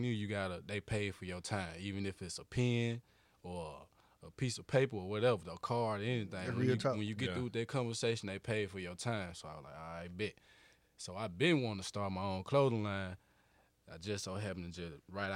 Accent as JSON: {"language": "English", "town": "Coffeeville", "region": "Mississippi", "country": "United States", "said": "I'm from Coffeeville"}